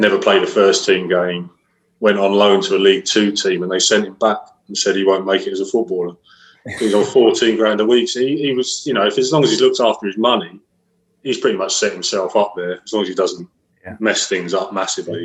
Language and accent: English; Chelmsford, East of England, United Kingdom; I was from Chelmsford originally